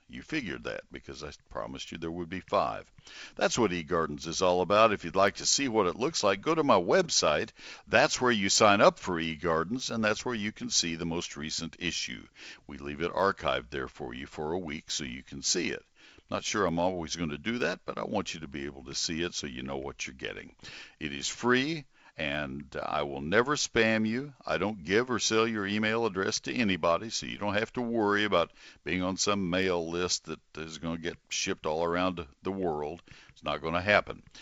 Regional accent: College Station, Texas, United States; also born or lived in Dallas-Fort Worth area, Texas; now in Dallas-Fort Worth, United States; I grew up in College Station, so I knew Saint Augustine for all of my growing up years

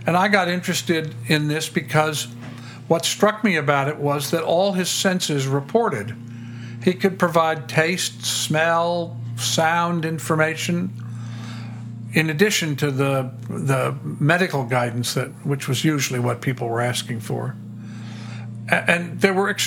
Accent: Tidewater, Virginia, United States; I grew up in Virginia, in Tidewater, Virginia

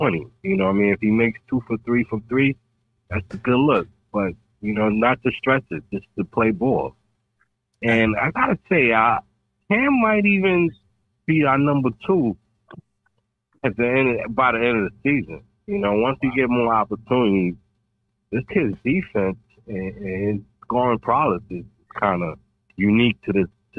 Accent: New York, United States; from Queens

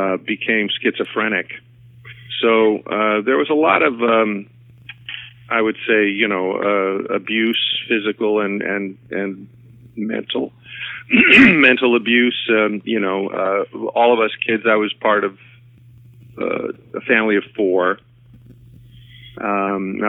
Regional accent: Schenectady, New York, United States; moved away as an adult; also born or lived in Brooklyn, New York; I was born in Brooklyn, New York, and my parents, when I was about 2 years old, moved to upstate New York, to Schenectady, New York, where I grew up and went to school

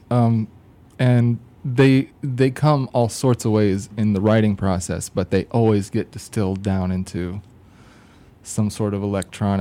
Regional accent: northern Indiana, United States; I'm originally from northern Indiana, which is kind of generally where I am

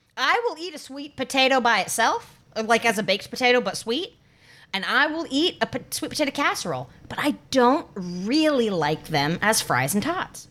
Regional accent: North Carolina, United States; moved away; my hometown in North Carolina

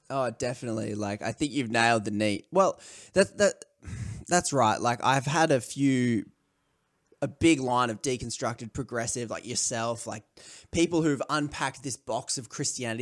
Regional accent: Australia; I'm from Australia

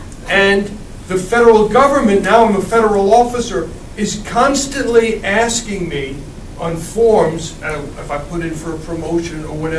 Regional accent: New York City, New York, United States; So I grew up in Brooklyn, New York.

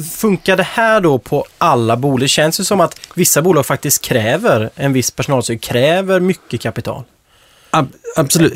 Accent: Småland, Sweden; Jag är själv från Småland

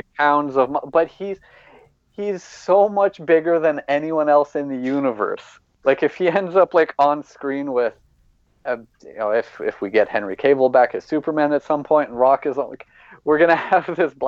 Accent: Windsor, Ontario, Canada; this week's episode of Simpsons showed my hometown. They showed, the border of Windsor and Detroit, the Ambassador Bridge

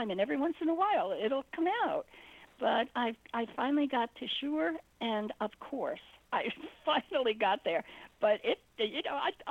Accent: New York, United States; I am from New York. I just didn't take the New York accent with me, and it took a lot of practice.

